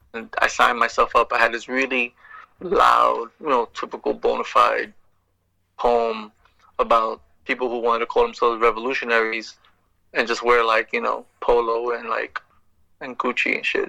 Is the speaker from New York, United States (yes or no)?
yes; New York, United States; moved away; growing up in New York and being you know this Puerto Rican kid